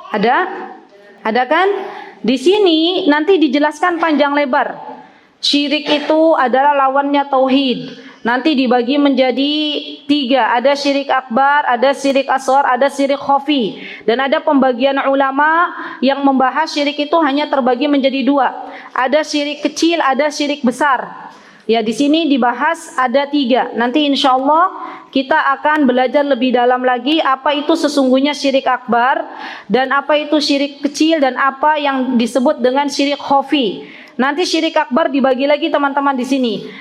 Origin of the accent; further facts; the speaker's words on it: West Java, Indonesia; moved away; di tempat kami, di Jawa Barat.